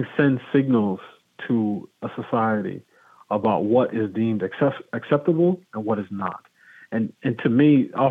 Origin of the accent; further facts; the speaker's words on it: New York, United States; moved away as an adult; also born or lived in Pittsburgh; now in Washington, D.C. area, United States; I grew up in New York and went to college in Pittsburgh and been in the D.C. area for the last 16 years